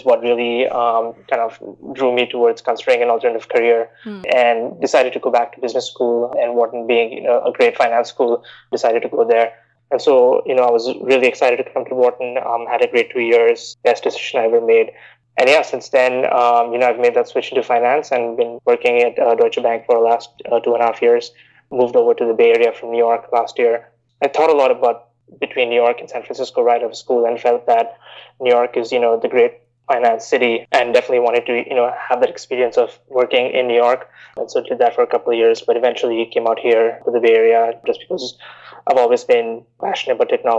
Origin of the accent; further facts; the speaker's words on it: Bahrain; also born or lived in India; now in United States; So I grew up in the Middle East in Bahrain. I'm originally from India, came to the US to study for undergrad and decided to stay on here.